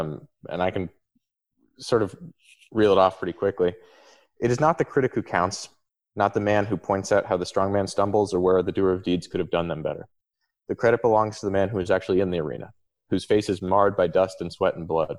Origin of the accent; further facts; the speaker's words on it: Palo Alto, California, United States; moved away; I'm from Palo Alto originally.